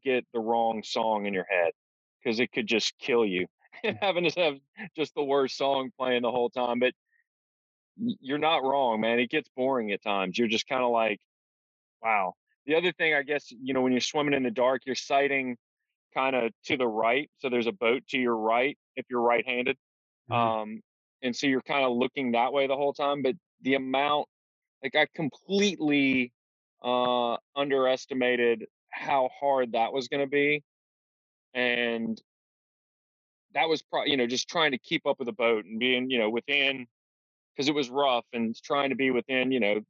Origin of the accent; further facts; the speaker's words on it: Baton Rouge, Louisiana, United States; I'm from Baton Rouge, Louisiana.